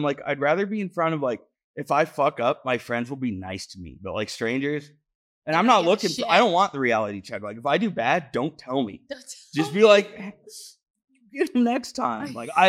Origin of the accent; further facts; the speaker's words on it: New England, United States; I'm from New England. I enjoy it, but no one wants to get stuck in Maine, you know?